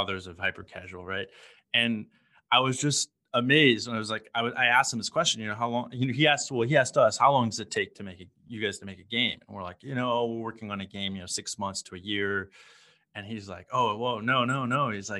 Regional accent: Houston, Texas, United States; also born or lived in San Francisco / New York; now in Ho Chi Minh City, Vietnam; I was born in Houston.

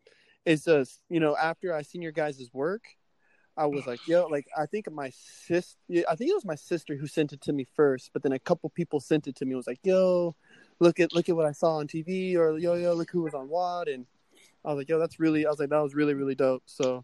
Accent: Oxnard, California, United States; I'm from Oxnard. Oxnard, California is where I've lived most of my life.

